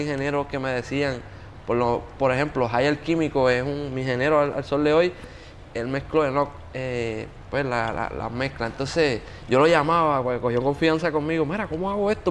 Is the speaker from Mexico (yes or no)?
no; Yauco, Puerto Rico; moved away; also born or lived in Bayamón; yo soy de Yauco